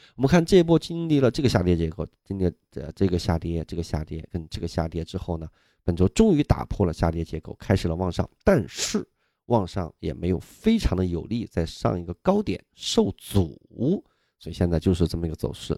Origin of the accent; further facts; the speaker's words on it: Nanjiang, Sichuan, China; now in Beijing, China; 我们老家四川啊，南江县